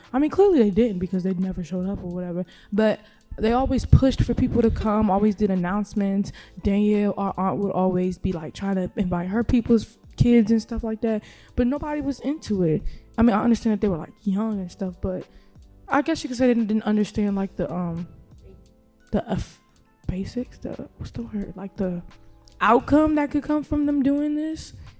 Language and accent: English; United States; growing up in Carolina